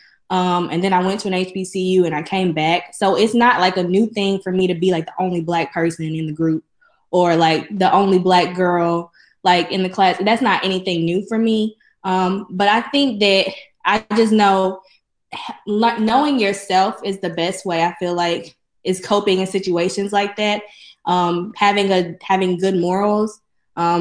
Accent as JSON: {"language": "English", "town": "Jackson", "region": "Mississippi", "country": "United States", "tie": "born or raised there", "said": "I'm from Jackson, so I'm from here"}